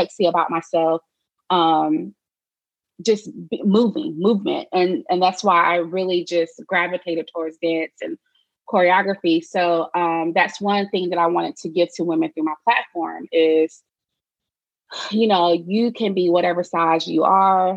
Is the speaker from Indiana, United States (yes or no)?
no; Charlotte, North Carolina, United States; I am from Charlotte, North Carolina. Born and raised there.